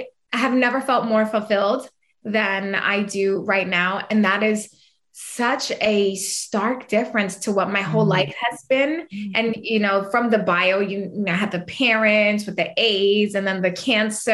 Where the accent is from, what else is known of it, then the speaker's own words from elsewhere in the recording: New York, United States; accent: New York; I'm a fiery little Puerto Rican. Okay. Anybody couldn't tell from my New York accent, which I don't think I have, but people say I have.